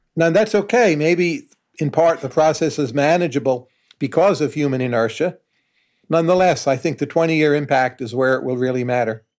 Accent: United States; as an American

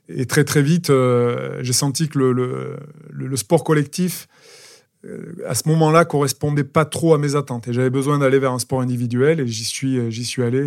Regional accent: Aurillac, Auvergne-Rhône-Alpes, France; je suis un petit garçon de d'Aurillac. Je suis né à Aurillac, dans le Cantal

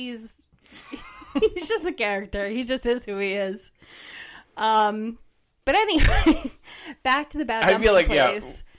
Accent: East Brunswick, New Jersey, United States; We grew up in East Brunswick

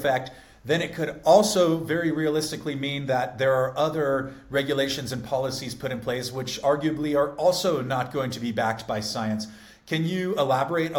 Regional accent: San Diego, California, United States; I grew up in California in San Diego, so hunting wasn't really a thing

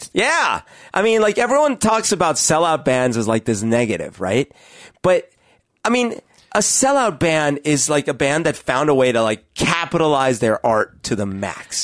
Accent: Colombia; moved away; I grew up in Colombia

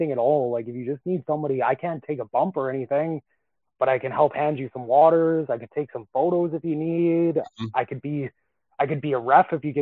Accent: Calgary, Alberta, Canada; now in Edmonton, Canada; I live in Edmonton right now, but I'm from Calgary.

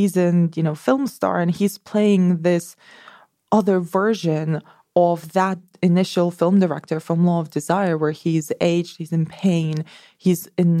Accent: Barcelona, Catalonia, Spain; also born or lived in Madrid; I'm from Barcelona.

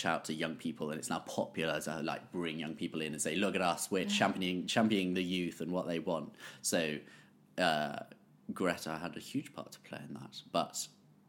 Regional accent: Bath, South West England, United Kingdom; I grew up in Bath

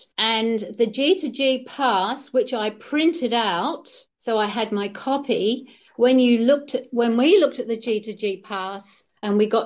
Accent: Western Australia, Australia; as Australian citizens, we had to apply to come back to our own country

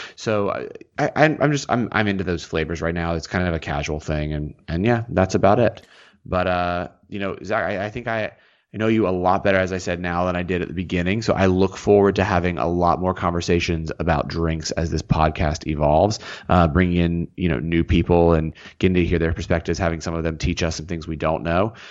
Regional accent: the South, United States; I am from the South.

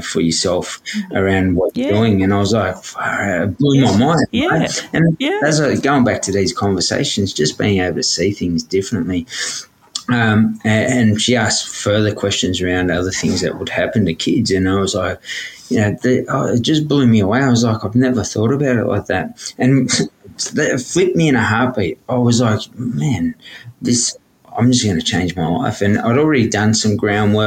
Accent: Sydney, New South Wales, Australia; growing up in Redfern, we had uncles, aunties disappear

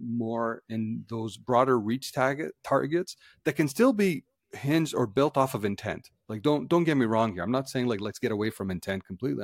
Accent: Canada; as Canadians

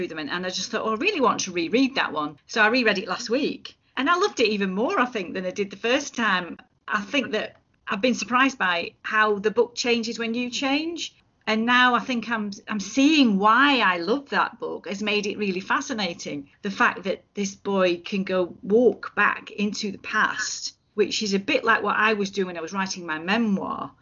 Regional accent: Lancashire, North West England, United Kingdom; moved away as an adult; now in Edinburgh, United Kingdom; I am from Lancashire

